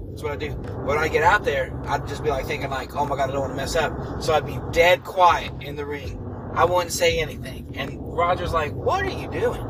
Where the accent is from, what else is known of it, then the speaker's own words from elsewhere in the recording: Alcoa, Tennessee, United States; moved away as an adult; now in Chattanooga, United States; I am from the Knoxville area, a little town called Alcoa